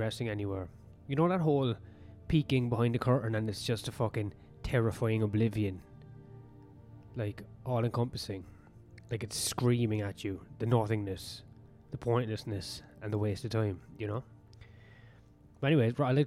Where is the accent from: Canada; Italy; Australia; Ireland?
Ireland; being Irish.